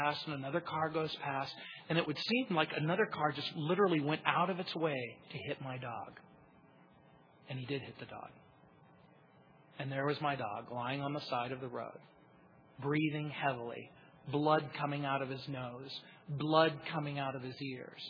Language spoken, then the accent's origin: English; Hesperia, California, United States; I grew up in the Mojave Desert